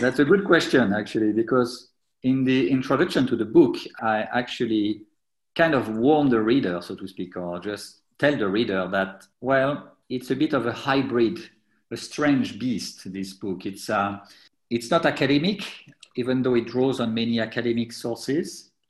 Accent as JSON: {"language": "English", "town": "Troyes", "region": "Grand Est", "country": "France", "tie": "born or raised there", "moved": "yes", "lives_now": "United Kingdom", "said": "I, grew up in France, in Troyes, which is a well, medium-sized town just east of Paris"}